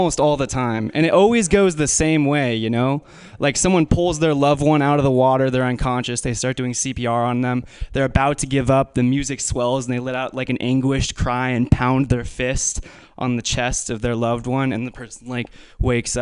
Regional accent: Menlo Park, California, United States; I'm from Menlo Park.

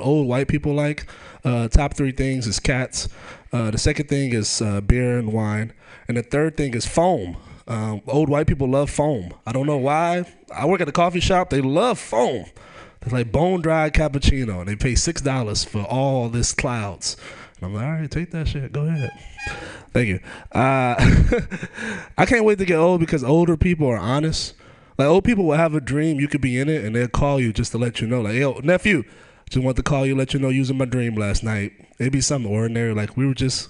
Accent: Oakland, California, United States; I grew up in Oakland

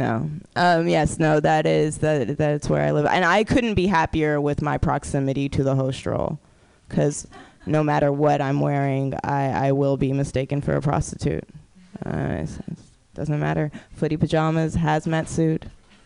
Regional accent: Oakland, California, United States; I am from Oakland. I do live in Oakland

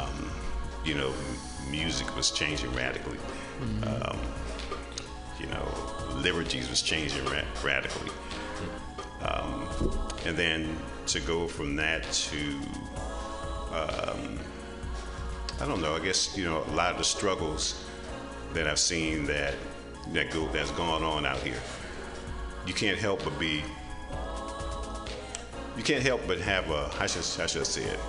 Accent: San Francisco, California, United States; born and raised in San Francisco

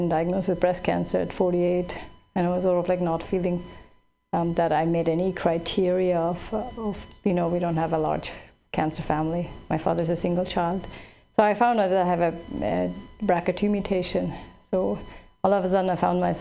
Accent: Switzerland; now in California, United States; I grew up in Switzerland

